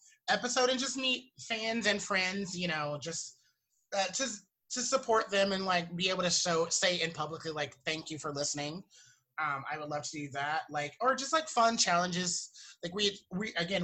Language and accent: English; Georgia, United States; moved away; I'm from, my home state is Georgia